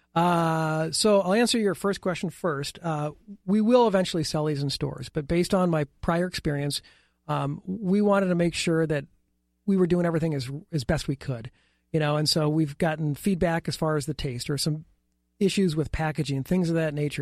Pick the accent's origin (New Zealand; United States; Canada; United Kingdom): United States; Iowa; I'm from Iowa